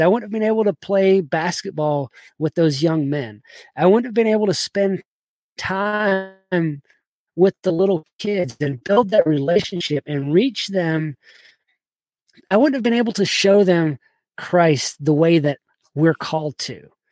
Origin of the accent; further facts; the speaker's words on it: South Georgia, United States; also born or lived in Kentucky; I grew up in South Georgia